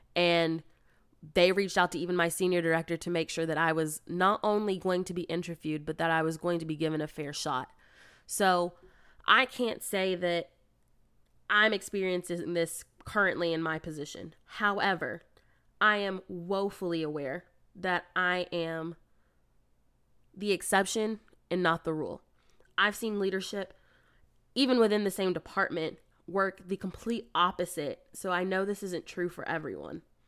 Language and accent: English; United States; being an American